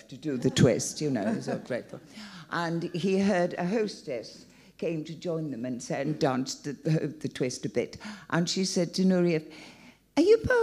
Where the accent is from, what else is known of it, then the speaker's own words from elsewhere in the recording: Wales, United Kingdom; I'm Welsh.